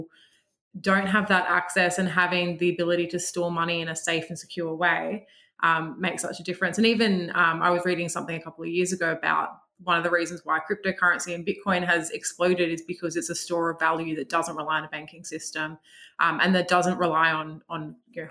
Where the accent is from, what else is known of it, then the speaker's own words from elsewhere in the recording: Australia; also born or lived in United Kingdom; Being an Australian